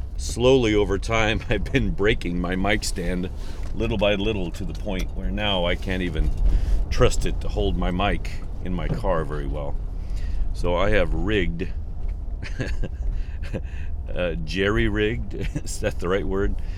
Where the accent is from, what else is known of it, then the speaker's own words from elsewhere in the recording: Midwest, United States; moved away; also born or lived in New Mexico / Oklahoma; I'm from the Midwest